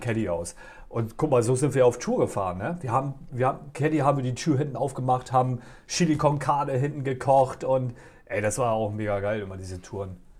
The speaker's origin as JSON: {"language": "German", "town": "Oldenburg", "region": "Lower Saxony", "country": "Germany", "tie": "born or raised there", "said": "aus meiner Heimat hier, aus Oldenburg"}